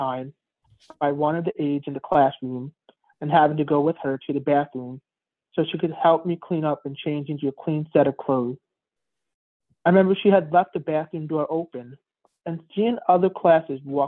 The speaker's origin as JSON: {"language": "English", "town": "New York City", "region": "New York", "country": "United States", "tie": "born or raised there", "said": "I was born premature in April of 1984 at St. Joseph's Hospital in Queens, New York"}